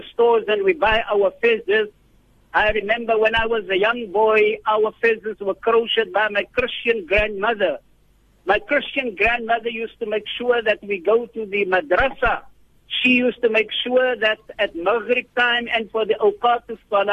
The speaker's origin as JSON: {"language": "English", "town": "Worcester", "region": "Western Cape", "country": "South Africa", "tie": "born or raised there", "said": "I was born in the Bulan town of Worcester"}